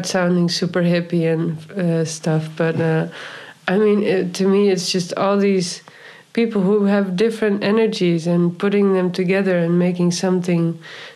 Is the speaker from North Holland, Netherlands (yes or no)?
no; Friesland, Netherlands; also born or lived in New York; now in Amsterdam, Netherlands; I grew up in Friesland